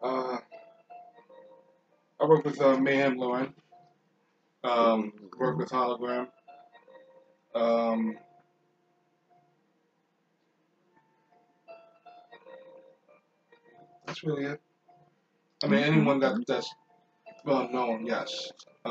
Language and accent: English; New York City, New York, United States; I grew up in Flushing, Queens.